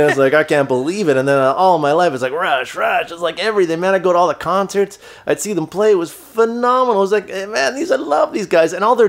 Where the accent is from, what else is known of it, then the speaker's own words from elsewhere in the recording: Toronto, Ontario, Canada; They're from my hometown.